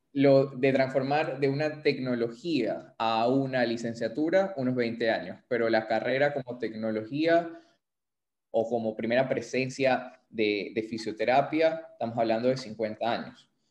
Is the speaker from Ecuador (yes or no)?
yes; Ecuador; somos fisioterapeutas ecuatorianos, así que vamos a hablar un poco de la realidad de eh, la fisioterapia aquí en Ecuador